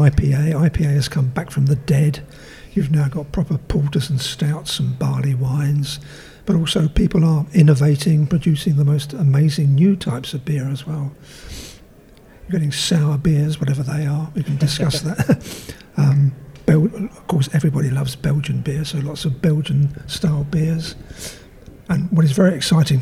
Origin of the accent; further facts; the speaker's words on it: London, United Kingdom; now in St Albans, United Kingdom; I don't live in London now. I live in St Albans in Hertfordshire, but I grew up in East London